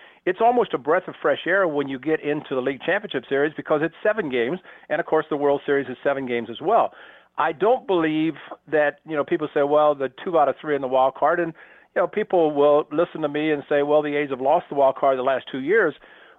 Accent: Southern Illinois, United States; They were my favorite team growing up in Southern Illinois.

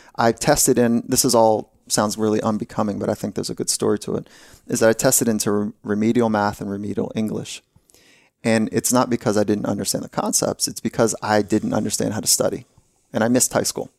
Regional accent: California, United States; I grew up here in California

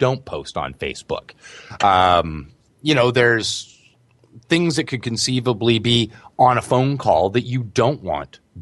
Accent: Canada; as a Canadian

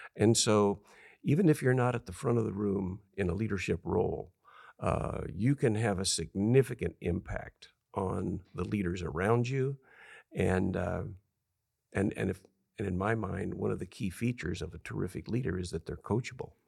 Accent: California, United States; I'm from a little town of two thousand people.

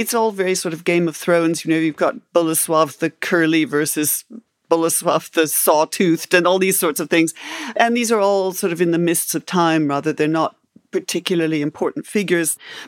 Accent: Canada; born there; also born or lived in England; And when I grew up, and I was born in Canada and spent a lot of my life in England, so I heard the sort of typical things about Poland

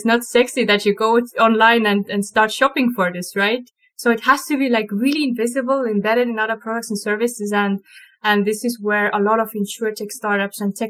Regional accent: Estonia; We're from Estonia

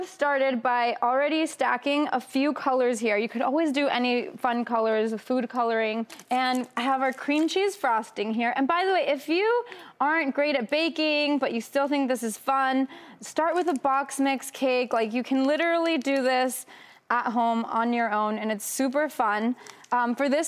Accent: Mexico; moved away; I grew up in Mexico

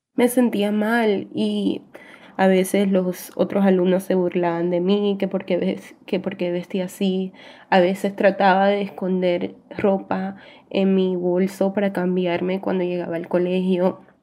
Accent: New York, United States; Vivo en Nueva York, nací aquí en Nueva York

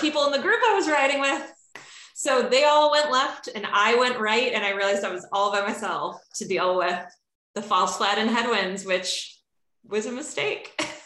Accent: Chicago, Illinois, United States; accent: flat A; now in Seattle, United States; I am Catherine's neighbor to the north in Seattle, but I'm originally from Chicago. So if you if you hear a flat A anywhere in my words. It's because

